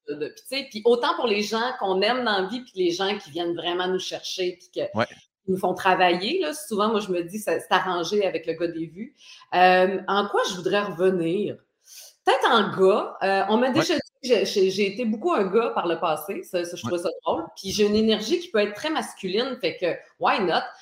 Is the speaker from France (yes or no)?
no; Côte-Nord, Quebec, Canada; moved away; je suis originaire de la Côte-Nord